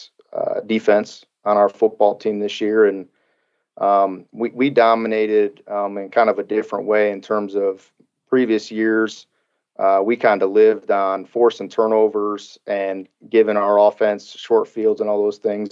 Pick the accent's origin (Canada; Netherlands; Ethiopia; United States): United States; Illinois; now in Kentucky, United States; I'm a Midwest guy. I come from Illinois